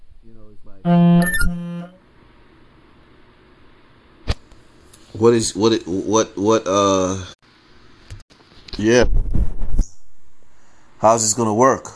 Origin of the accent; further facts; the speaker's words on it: New York, United States; I'm from New York